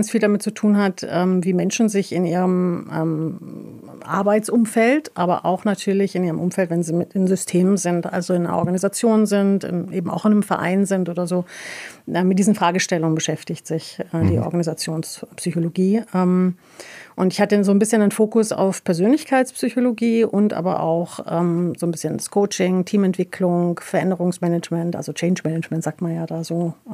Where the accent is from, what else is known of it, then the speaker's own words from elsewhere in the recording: Tabriz, East Azerbaijan, Iran; Persisch gesprochen tatsächlich, äh, beziehungsweise Azarisch. Wir kommen ähm, aus Tebris.